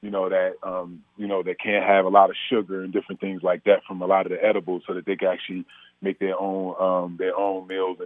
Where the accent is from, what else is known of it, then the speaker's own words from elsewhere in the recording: Orange, New Jersey, United States; I'm from Orange, New Jersey, and the war on drugs was real